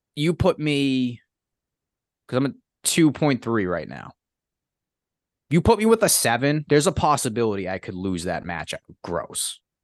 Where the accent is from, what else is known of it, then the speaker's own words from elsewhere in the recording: hometown near Boston, across the Mystic River, Massachusetts, United States; I was able to see Boston from my hometown every time I drove over the Mystic River